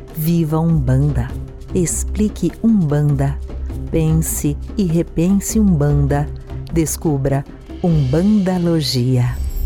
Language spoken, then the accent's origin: Portuguese; Brazil; somos brasileiros